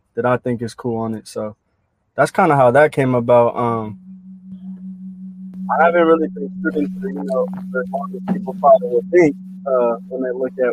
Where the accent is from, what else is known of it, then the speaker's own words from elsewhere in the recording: San Jose, California, United States; now in Hayward, United States; I grew up in Hayward, but I was born and raised in San Jose